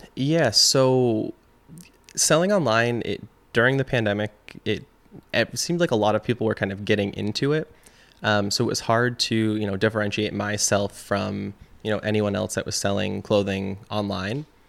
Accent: Chazy, New York, United States; also born or lived in Plattsburgh, New York / Burlington, Vermont; I am, uh, originally from Shazy, New York. Um, so, you know, I grew up in Shazy

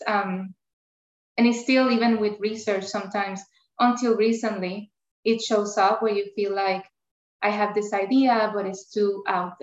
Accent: Puerto Rico; first language Spanish; English is a second language; moved away as an adult; now in United States; I have an accent. Not only my accent, because I grew up in Puerto Rico, Spanish is my first language

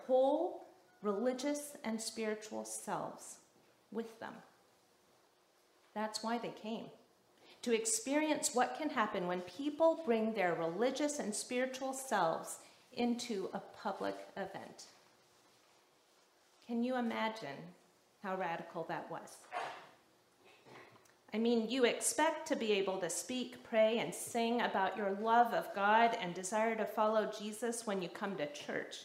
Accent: the South, United States; moved away; when I was growing up in the South

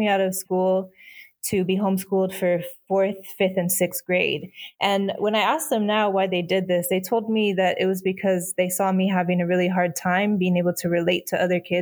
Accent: Fenton, Michigan, United States; I was born in Fenton, Michigan, which is like a suburb of Flint, Michigan.

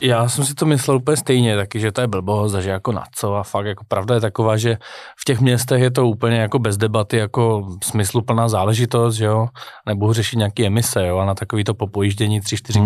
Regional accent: Czechia; my jako Češi

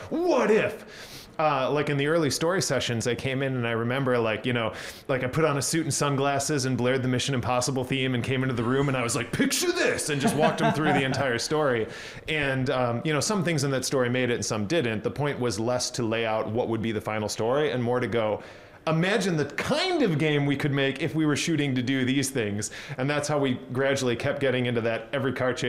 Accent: United States; I'm an American weird multimedia artist

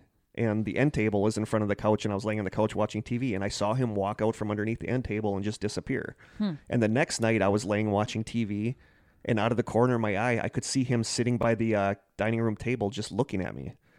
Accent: Manitowoc, Wisconsin, United States; Basically, when there is nothing else to do growing up in Manitowoc, Wisconsin, you drive around aimlessly on back roads in the middle of nowhere

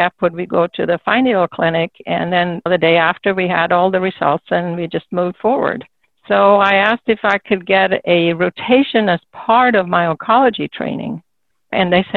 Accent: Solna, Stockholm County, Sweden; moved away; I grew up in a suburb of Stockholm

